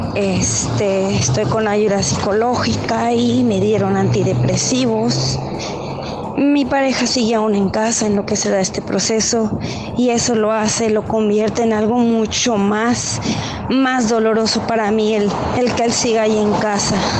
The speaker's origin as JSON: {"language": "Spanish", "region": "Michoacán", "country": "Mexico", "moved": "yes", "lives_now": "Indianapolis, United States", "said": "Me encuentro por ahora en Indianápolis, pero soy michoacana de corazón."}